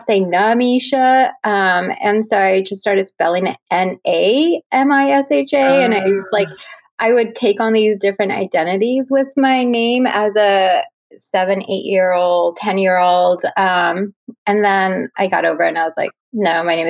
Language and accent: English; Hayward, California, United States; also born or lived in Los Angeles; now in San Francisco, United States; I was born in the Bay Area, not too far from where I live. In a suburb called Hayward, which is close to Oakland.